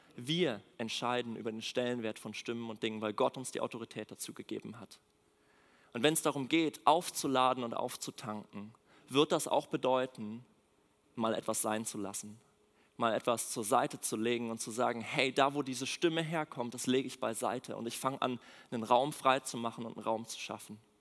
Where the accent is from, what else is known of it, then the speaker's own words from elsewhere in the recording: Mecklenburg-Vorpommern, Germany; moved away as an adult; now in Berlin, Germany; aus Mecklenburg, da wo ich herkomme. Ähm, da bin ich groß geworden